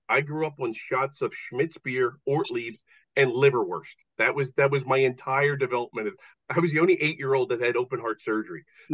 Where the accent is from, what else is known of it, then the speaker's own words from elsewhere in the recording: United States; I go to the Edinburgh Fringe Festival in Scotland. I'm an American.